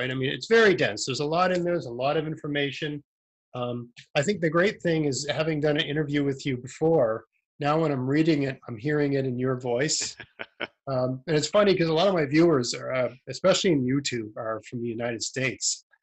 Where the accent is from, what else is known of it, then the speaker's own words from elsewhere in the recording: Nova Scotia, Canada; accent: Nova Scotia; also born or lived in Ontario; I'm from Eastern Canada, but I, I, lived in Ontario for six years, which sort of smoothed out my, you know, uh, rough uh, Nova Scotia accent.